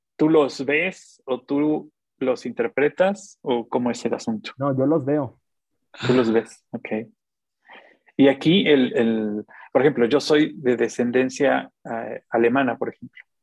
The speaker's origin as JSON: {"language": "Spanish", "town": "Xalapa", "region": "Veracruz", "country": "Mexico", "said": "yo soy jalapeño, ¿no? Pero yo, soy más, yo soy más veracruzano que, los voladores de Papantla"}